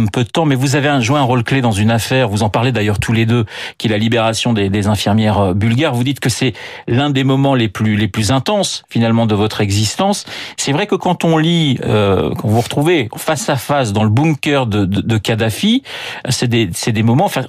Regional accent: France; now in United States; États-Unis, je suis française, oui. je reste

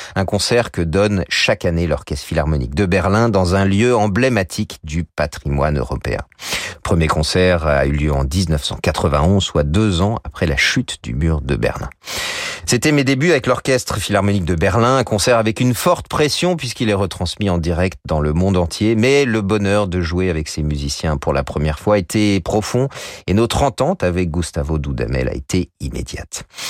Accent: France; chez nous en France

